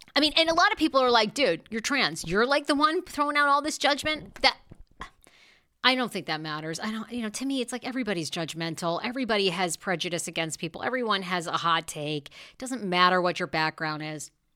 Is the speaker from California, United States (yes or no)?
no; Maine, United States; I'm from Maine.